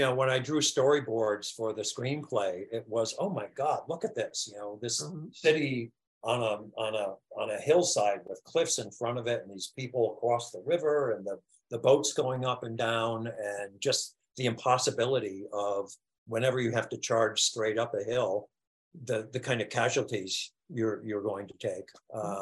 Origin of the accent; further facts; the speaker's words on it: United States; writing as an American